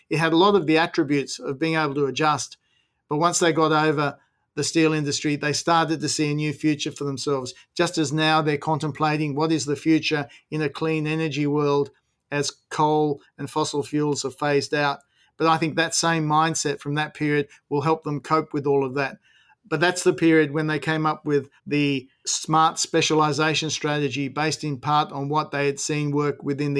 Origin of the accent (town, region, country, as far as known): Hunter Valley, New South Wales, Australia